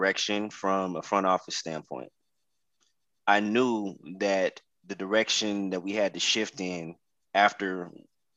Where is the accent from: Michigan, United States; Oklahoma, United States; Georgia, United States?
Oklahoma, United States; Oklahoma City; moved away; I'm originally from Oklahoma City